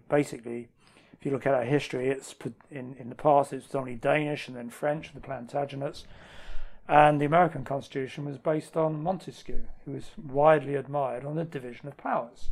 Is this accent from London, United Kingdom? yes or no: yes; London, United Kingdom; a Scottish mm. friend of mine calls me a cockney sweaty sock because I'm from London, but also I'm half Scottish